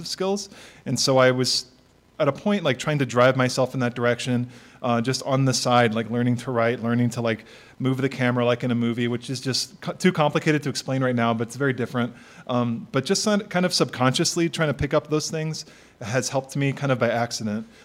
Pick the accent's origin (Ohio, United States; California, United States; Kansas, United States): California, United States; Bakersfield; now in Los Angeles, United States; growing up in Bakersfield, I felt like definitely kind of a small-town rube, like, coming to L.A.